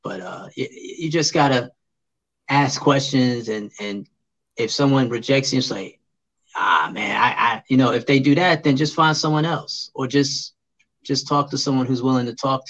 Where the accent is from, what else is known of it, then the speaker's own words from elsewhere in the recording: Brooklyn, New York, United States; When I moved back to New York City, I'm originally from Brooklyn, but I had moved out because I was, you know, a military brat. We moved around. But eventually we came back to the city of New York.